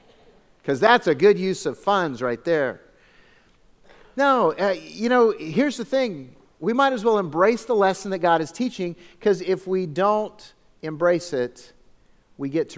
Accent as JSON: {"language": "English", "town": "Phoenix", "region": "Arizona", "country": "United States", "tie": "born or raised there", "lives_now": "Lake Havasu City, United States", "said": "I grew up in Phoenix."}